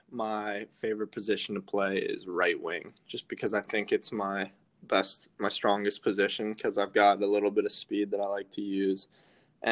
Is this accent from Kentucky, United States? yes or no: no; Charlotte, North Carolina, United States; also born or lived in Nashville, Tennessee; I'm from Charlotte, North Carolina. I was born in Nashville, Tennessee